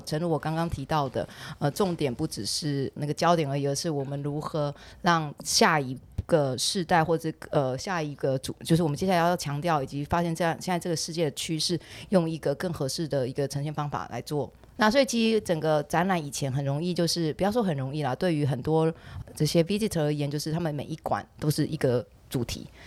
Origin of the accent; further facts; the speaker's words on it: Taiwan; 我们身为台湾人